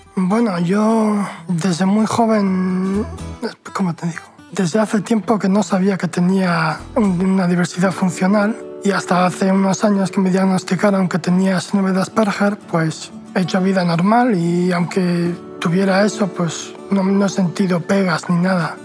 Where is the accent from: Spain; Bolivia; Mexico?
Spain; Deba, Basque Country; moved away as an adult; now in San Sebastián, Spain; soy de Deva, pero vivo en Donosti desde hace unos años